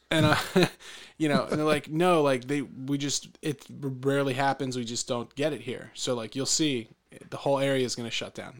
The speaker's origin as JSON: {"language": "English", "town": "Philadelphia", "region": "Pennsylvania", "country": "United States", "said": "I'm from, I'm from the Philadelphia area."}